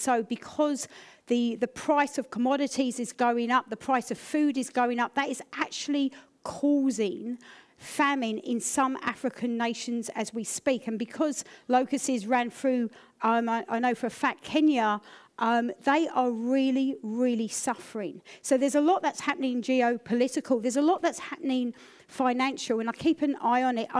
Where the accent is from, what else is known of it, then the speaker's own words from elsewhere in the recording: United Kingdom; I'm British